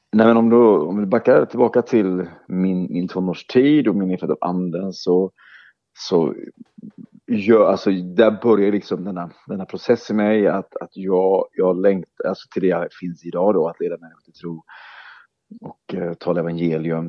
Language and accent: Swedish; Oskarshamn, Kalmar County, Sweden; i min hemstad Oskarshamn är uppvuxen